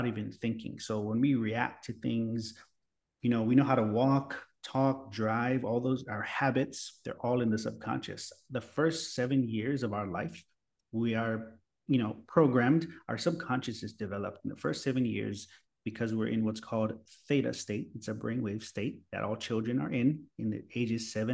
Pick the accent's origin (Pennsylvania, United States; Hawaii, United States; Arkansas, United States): Hawaii, United States; moved away as an adult; also born or lived in San Diego; now in Florida, United States; So I was born and raised in Hawaii. And right now I live in Florida.